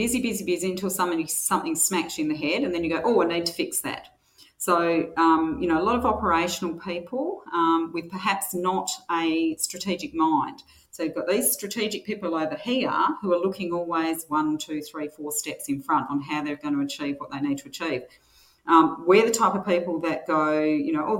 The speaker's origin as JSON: {"language": "English", "town": "Albany", "region": "Western Australia", "country": "Australia", "tie": "born or raised there", "also_born_or_lived": "Manjimup", "said": "I grew up in Albany in the 60s and 70s"}